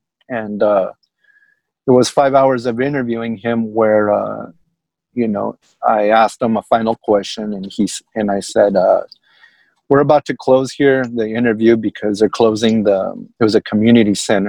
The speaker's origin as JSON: {"language": "English", "town": "El Paso", "region": "Texas", "country": "United States", "tie": "born or raised there", "also_born_or_lived": "Austin, Texas", "moved": "as an adult", "said": "I was born and raised in El Paso, Texas, which is on the western tip of Texas, bordering Chihuahua, Mexico, and New Mexico."}